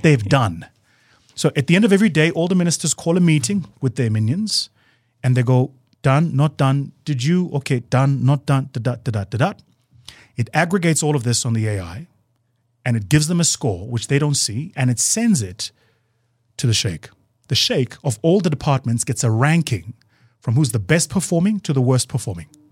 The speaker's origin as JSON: {"language": "English", "country": "South Africa"}